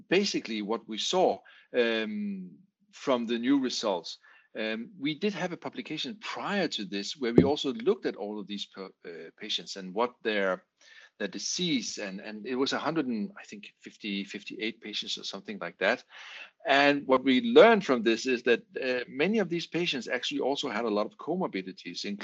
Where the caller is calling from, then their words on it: Aarhus, Central Denmark Region, Denmark; English is a second language; I'm talking here from Aarhus in Denmark.